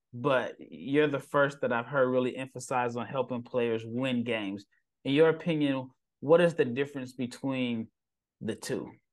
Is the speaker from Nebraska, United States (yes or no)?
yes; Nebraska, United States; I'm from Nebraska